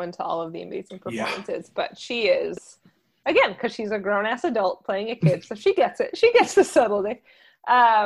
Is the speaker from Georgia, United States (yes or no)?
no; New Jersey, United States; accent: Jersey; my Jersey accent